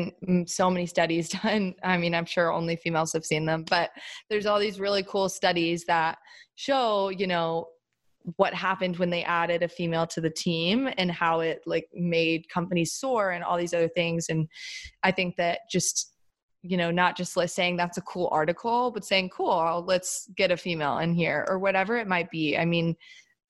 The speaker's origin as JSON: {"language": "English", "region": "the South", "country": "United States", "tie": "born or raised there", "also_born_or_lived": "Chapel Hill, North Carolina", "moved": "as an adult", "lives_now": "New York, United States", "said": "I grew up in the South."}